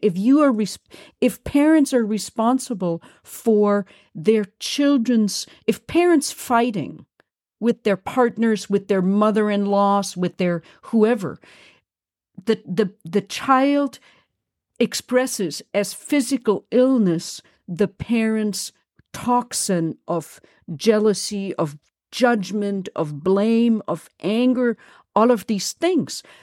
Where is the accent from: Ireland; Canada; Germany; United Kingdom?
Germany; accent: German; moved away; I'm German and I come from a Nazi, I come from Nazis.